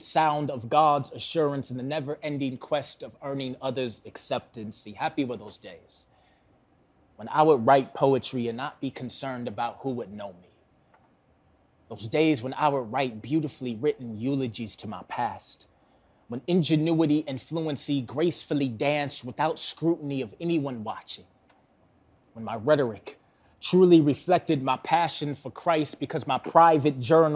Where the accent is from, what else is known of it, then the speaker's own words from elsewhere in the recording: Milwaukee, Wisconsin, United States; Born and raised in Milwaukee, still live in Milwaukee.